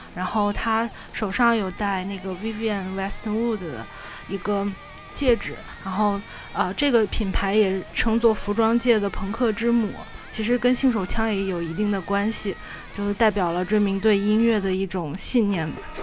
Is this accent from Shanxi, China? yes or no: no; Wuhan, Hubei, China; 我来自武汉